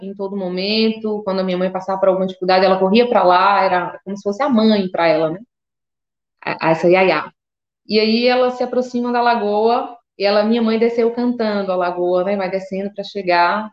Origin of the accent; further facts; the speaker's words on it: Seabra/Boninal, Chapada Diamantina, Bahia, Brazil; Essa é a comunidade rural que eu cresci